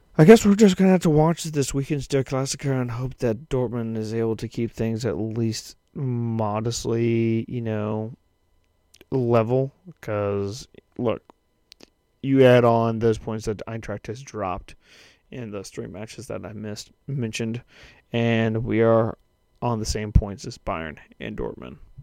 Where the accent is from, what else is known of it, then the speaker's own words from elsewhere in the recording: United States; now in Kansas, United States; as an American